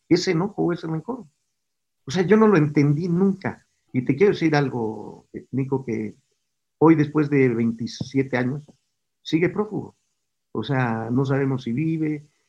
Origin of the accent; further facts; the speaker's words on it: Puebla, Mexico; also born or lived in Villahermosa, Tabasco; yo nací en Villahermosa y me trasladé a otra ciudad que se llama Puebla, mis padres vienen a Puebla y ahí en la escuela